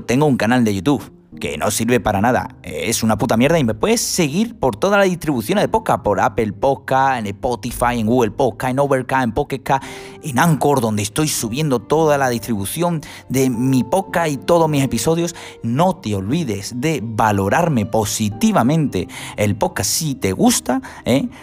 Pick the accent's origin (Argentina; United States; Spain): Spain; Huelva, Andalusia; yo soy de Huelva, la Universidad de Huelva